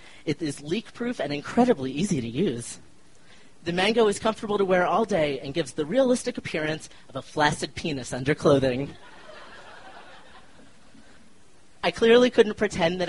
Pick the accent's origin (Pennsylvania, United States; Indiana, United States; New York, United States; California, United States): Pennsylvania, United States; Philadelphia; also born or lived in Chicago; now in Denver, United States; I grew up in Philly and am one of the few people in my family who have left